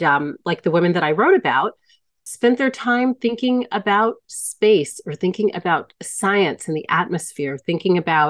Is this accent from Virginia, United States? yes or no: yes; Hampton, Virginia, United States; moved away as an adult; also born or lived in Mexico; growing up in the Hampton Roads area